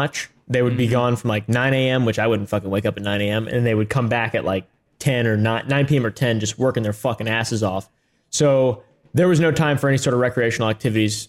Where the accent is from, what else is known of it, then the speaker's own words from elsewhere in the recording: Virginia, United States; I was homeschooled too. I'm from Virginia.